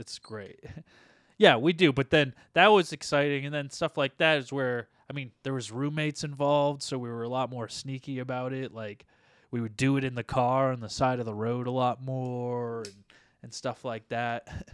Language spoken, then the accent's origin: English; United States; we're from United States of America